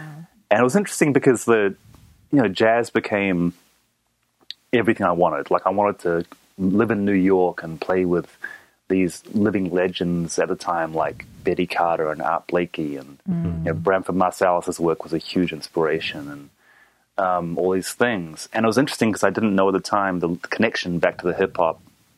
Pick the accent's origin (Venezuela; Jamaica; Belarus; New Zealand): New Zealand; also born or lived in Japan; I'm originally from New Zealand. I'm half Japanese, half New Zealand. So I grew up in between those two countries pretty much.